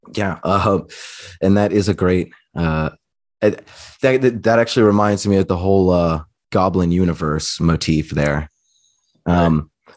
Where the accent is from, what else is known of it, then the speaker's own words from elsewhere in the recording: Eagle River, Alaska, United States; I grew up outside of Anchorage, Alaska, in Eagle River, Alaska